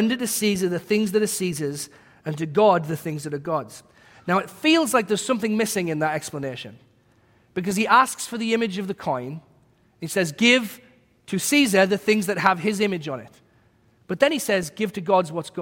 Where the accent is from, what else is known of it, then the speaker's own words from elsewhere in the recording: England, United Kingdom; moved away as an adult; now in United States; as a British person